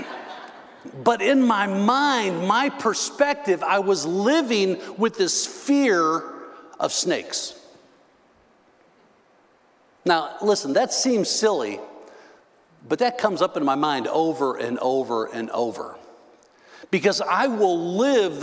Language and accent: English; Northern Illinois, United States; moved away; also born or lived in Texas; Now, I grew up in Northern Illinois.